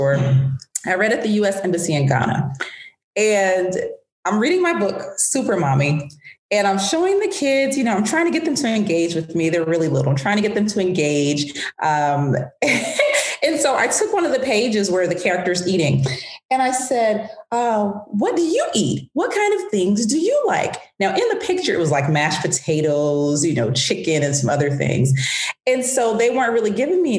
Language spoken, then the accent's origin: English; Atlanta, Georgia, United States; also born or lived in France / Washington, D.C.; I grew up in Atlanta. I left Atlanta at 17 for college